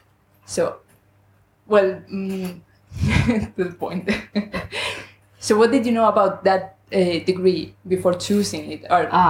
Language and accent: English; Spain; English is a second language; I'm from Spain, so my English may not be as good as yours.